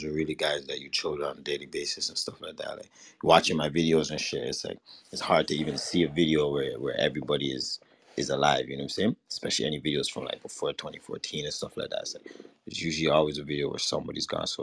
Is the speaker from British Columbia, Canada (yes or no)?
no; Toronto, Ontario, Canada; I'm from Toronto. I'm born in Regent Park, downtown